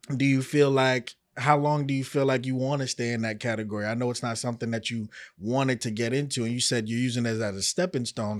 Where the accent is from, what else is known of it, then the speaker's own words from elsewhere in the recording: New York, United States; now in Miami, United States; I'm from New York